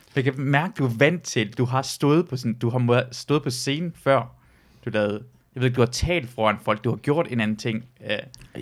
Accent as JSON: {"language": "Danish", "region": "Jutland", "country": "Denmark", "also_born_or_lived": "Iran", "said": "kommer jeg fra altså, Jylland"}